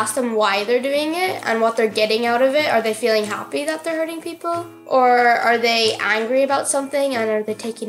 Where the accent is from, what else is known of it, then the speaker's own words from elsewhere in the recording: Letterkenny, Ulster, Ireland; I'm 11 years old and I'm from Letterkenny.